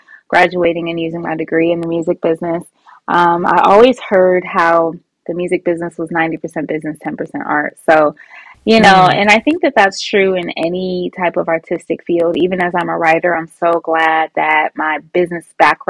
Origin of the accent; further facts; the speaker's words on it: Cleveland, Ohio, United States; also born or lived in Toledo, Ohio; I'm from Cleveland, Ohio. Was born in Toledo and was raised by my mom and my grandma.